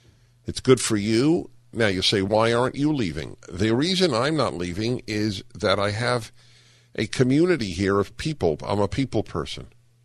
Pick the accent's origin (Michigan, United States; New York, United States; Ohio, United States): New York, United States; And I was raised in New York and therefore assumed you go south, you know, you'll have to speak slower so that people understand you.